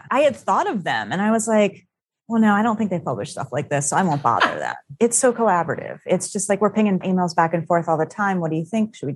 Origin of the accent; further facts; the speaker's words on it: Florida, United States; The funny thing is, mostly where I grew up in Florida were urban areas. I was often not that far from the Everglades.